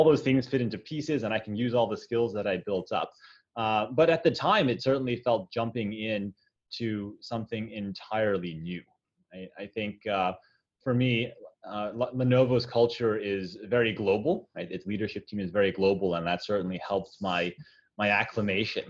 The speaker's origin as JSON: {"language": "English", "country": "United States", "also_born_or_lived": "China", "moved": "as an adult", "said": "I'm Chinese American, being of Chinese descent, but not speaking the language in China"}